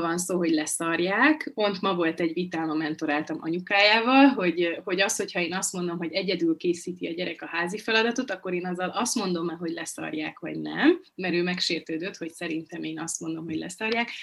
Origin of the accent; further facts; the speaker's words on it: Budapest, Hungary; moved away as an adult; now in Borsod-Abaúj-Zemplén County, Hungary; Budapesten születtem